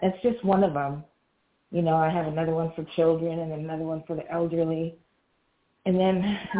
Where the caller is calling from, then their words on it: Georgia, United States; Hi, I'm …. I'm calling